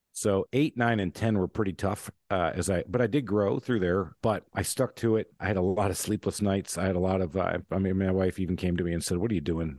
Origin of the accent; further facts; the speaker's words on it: Michigan, United States; I grew up in Michigan